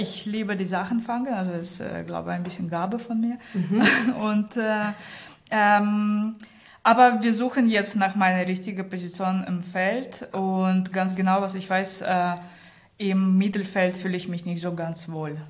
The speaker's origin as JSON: {"language": "German", "region": "Saint Petersburg", "country": "Russia", "also_born_or_lived": "Rostock, Germany", "second_language": "German", "moved": "as an adult", "lives_now": "Hamburg, Germany", "said": "ich komme aus St. Petersburg, bin mit 18 nach Deutschland."}